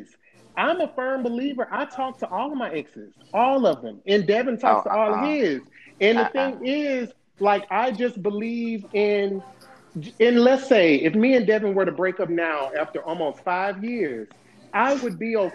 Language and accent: English; Louisiana, United States; also born or lived in Mobile, Alabama; now in San Diego, United States; I'm originally from Louisiana. That was even countryer than Mobile, and then I moved there.